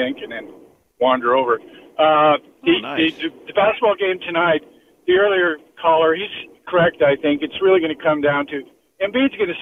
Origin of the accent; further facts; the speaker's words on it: Winnipeg, Manitoba, Canada; my hometown in Winnipeg, Manitoba